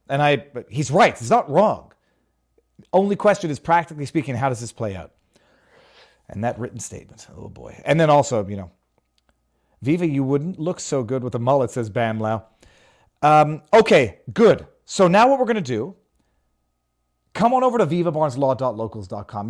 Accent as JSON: {"language": "English", "country": "Canada", "moved": "yes", "lives_now": "Florida, United States", "said": "I'm Canadian"}